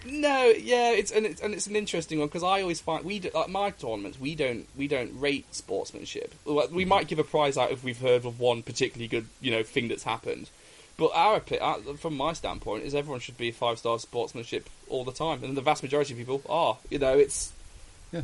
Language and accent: English; England, United Kingdom; being Brit- English myself